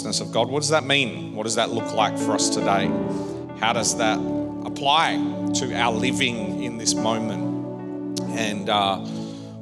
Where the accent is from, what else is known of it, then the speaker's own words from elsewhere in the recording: Perth, Western Australia, Australia; moved away; I grew up in Perth